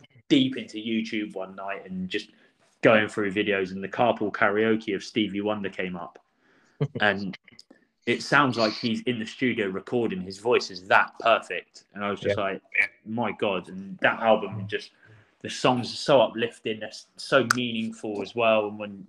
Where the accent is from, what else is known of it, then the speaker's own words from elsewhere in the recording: Portland, South West England, United Kingdom; also born or lived in Croydon, London / Yeovil; now in Bridport, United Kingdom; I grew up in Portland. I'm from Croydon originally, okay. But I grew up in Portland